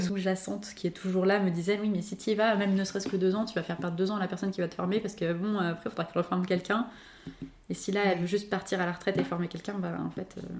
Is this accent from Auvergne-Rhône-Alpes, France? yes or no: yes; Lyon, Auvergne-Rhône-Alpes, France; Je vis à Rieux, donc tout à côté de Lyon, et j'ai toujours grandi dans les parages